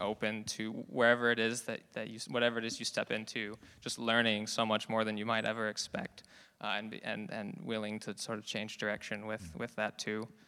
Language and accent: English; Fremont, California, United States; moved away as an adult; also born or lived in San Luis Obispo; now in Davis, United States; I'm from Fremont in the Bay Area